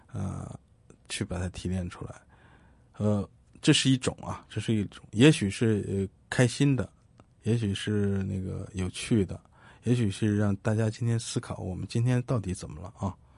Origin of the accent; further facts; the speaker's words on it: China; 九四年的时候，我们大陆人有这样一个平台